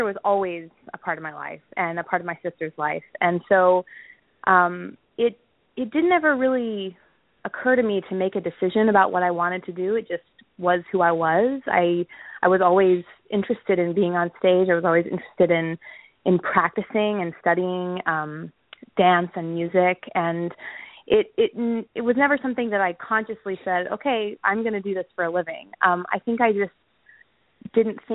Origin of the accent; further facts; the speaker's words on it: Texas, United States; I grew up in Texas